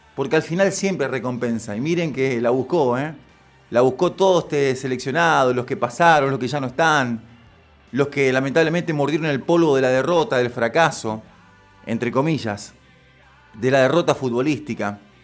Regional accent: Argentina; los argentinos

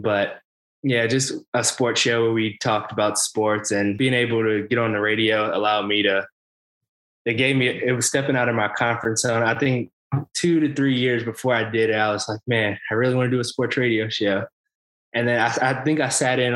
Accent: Spartanburg, South Carolina, United States; I grew up in Spartanburg, South Carolina, went to Dorman High School

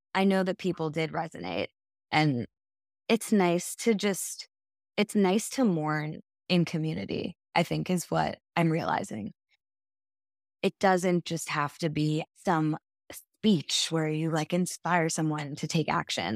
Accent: New York City, New York, United States; also born or lived in Japan; I was raised in New York City

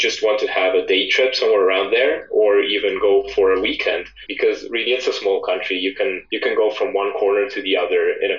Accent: Estonia; I am from Estonia, and I am actually currently also living in Estonia. I am 29 years old, and I am a software developer.

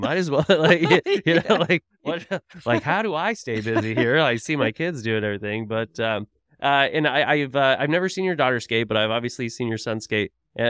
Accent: Tulsa, Oklahoma, United States; because, you know, I'm from Tulsa, Oklahoma originally, and we just had like one rink in town.

